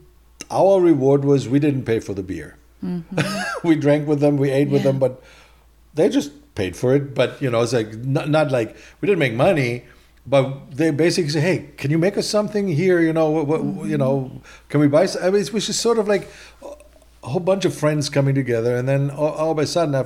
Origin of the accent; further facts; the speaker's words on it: Duisburg, North Rhine-Westphalia, Germany; English is a second language; moved away as an adult; now in California, United States; I'm from Duisburg